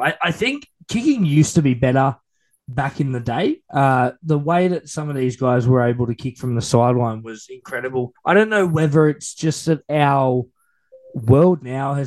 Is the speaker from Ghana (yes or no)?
no; Australia; as an Australian